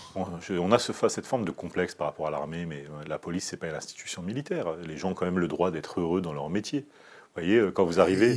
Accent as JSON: {"language": "French", "country": "France", "tie": "born or raised there", "said": "je suis né en France"}